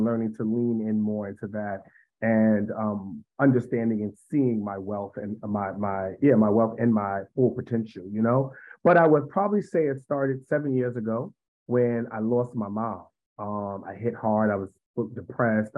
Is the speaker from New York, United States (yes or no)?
yes; New York City, New York, United States; now in Washington, D.C., United States; I hail from Harlem, New York. I now reside in the Washington, D.C. area